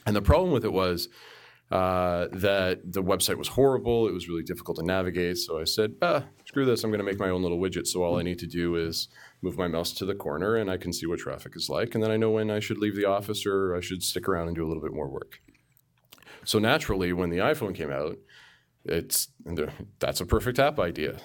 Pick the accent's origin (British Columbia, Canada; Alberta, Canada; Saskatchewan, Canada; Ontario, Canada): Ontario, Canada; Markham; born and raised in the suburb of Toronto, uh, called Markham